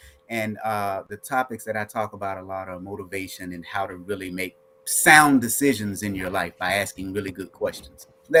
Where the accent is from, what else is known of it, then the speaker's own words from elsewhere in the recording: the South, United States; I am from the South.